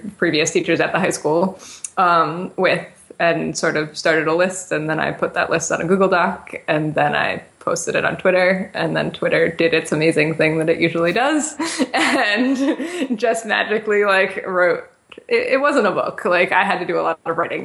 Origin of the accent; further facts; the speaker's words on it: West Hartford, Connecticut, United States; I grew up in West Hartford